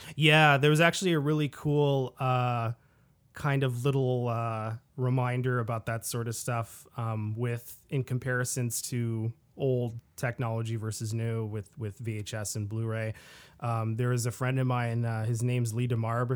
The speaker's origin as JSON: {"language": "English", "town": "Ottawa", "region": "Ontario", "country": "Canada", "tie": "born or raised there", "said": "back in my hometown of Ottawa, Ontario, Canada"}